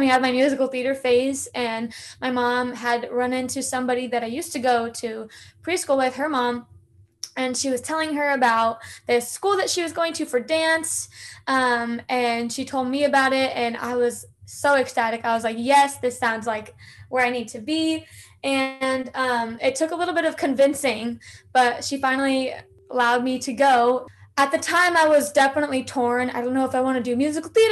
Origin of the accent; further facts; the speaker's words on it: Southern California, United States; born and raised in Southern California